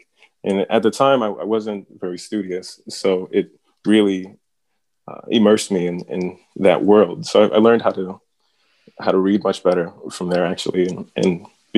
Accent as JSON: {"language": "English", "town": "Roswell", "region": "New Mexico", "country": "United States", "tie": "born or raised there", "also_born_or_lived": "Las Cruces, New Mexico / Albuquerque, New Mexico", "moved": "yes", "lives_now": "Madison, United States", "said": "I was born in Las Cruces, New Mexico. I was pretty much raised in Albuquerque and Roswell, New Mexico. Mainly Roswell."}